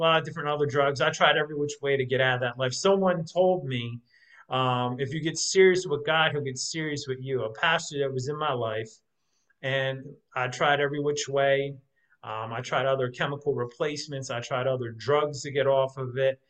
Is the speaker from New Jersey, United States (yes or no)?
yes; Jersey Shore, New Jersey, United States; moved away; I grew up in New Jersey on the Jersey Shore.